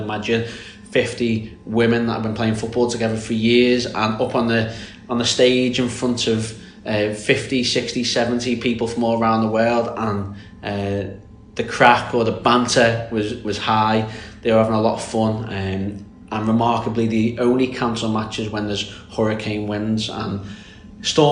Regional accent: Birkenhead, North West England, United Kingdom; I'm not Scouse, I am from Birkenhead, which is very close, so it's on the Wirral Peninsula

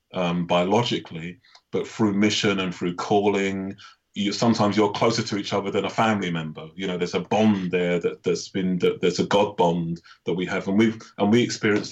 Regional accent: United Kingdom; I am Black British

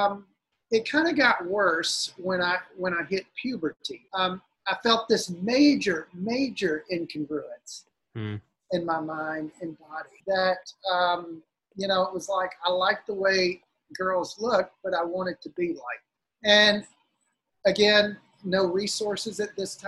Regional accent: South Louisiana, United States; I grew up in South Louisiana

